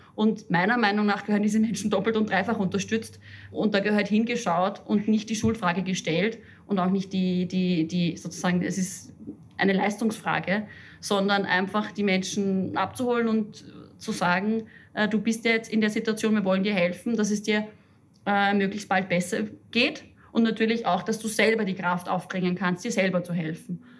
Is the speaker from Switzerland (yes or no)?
no; Upper Austria, Austria; moved away; Ich komme aus Oberösterreich und fahre oft zu meinen Eltern nach Hause aufs Land.